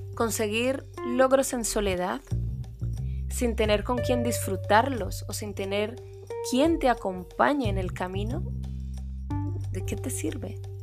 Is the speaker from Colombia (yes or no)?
yes; Colombia; now in Spain; Colombia, mi país de origen